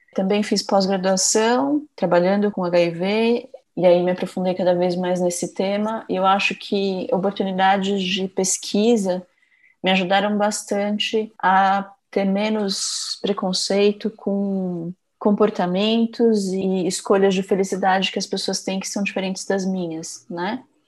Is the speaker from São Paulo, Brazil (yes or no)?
yes; Itapecerica da Serra, São Paulo, Brazil; Eu também sou paulistana, na verdade eu morava mais na periferia, né, nas cidades da Grande São Paulo, eu morava em Tapicerica da Serra